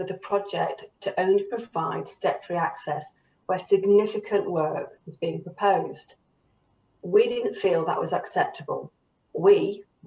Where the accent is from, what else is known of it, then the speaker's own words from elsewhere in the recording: the North, the north of England, United Kingdom; I'm a Northerner and I'm passionate about the North, the people who live here